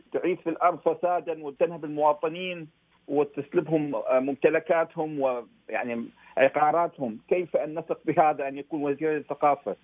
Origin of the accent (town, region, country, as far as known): Iraq